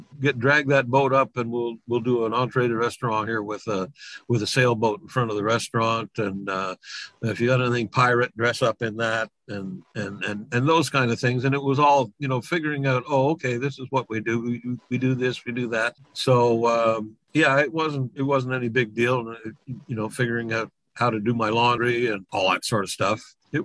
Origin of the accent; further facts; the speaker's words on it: Quebec, Canada; accent: Quebecois; I knew how to speak French. Obviously, I got made fun of because my Quebecois accent